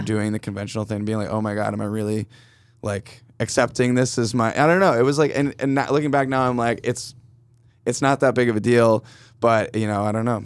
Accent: Canandaigua, New York, United States; now in Brooklyn, United States; I'm from outside of Rochester, New York, originally, upstate, um, Canandaigua, to be specific

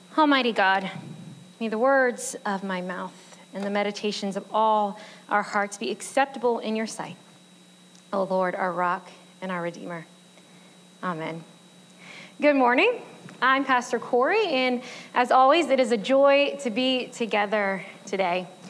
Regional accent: United States; I'm an American

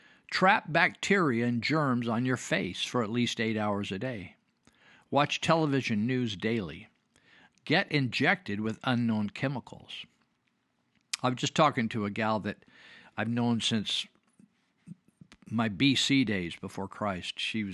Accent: Marysville, California, United States; I remember growing up in Marysville, California, and in the 50s, and we didn't have air conditioning in our classrooms

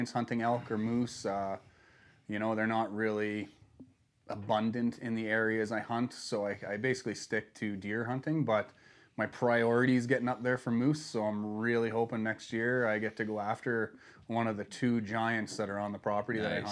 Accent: Nova Scotia, Canada; moved away as an adult; now in Alberta, Canada; I'm from Nova Scotia

